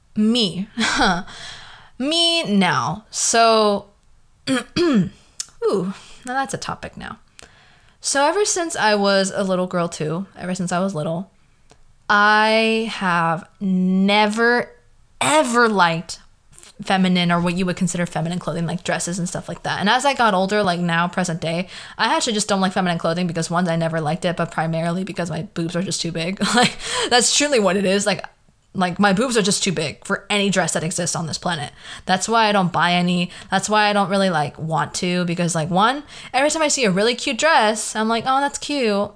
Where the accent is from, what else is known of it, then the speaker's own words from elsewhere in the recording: the Valley, California, United States; accent: Valley girl; I have a very Valley girl accent. It's just, like, who I am. I was born in the Valley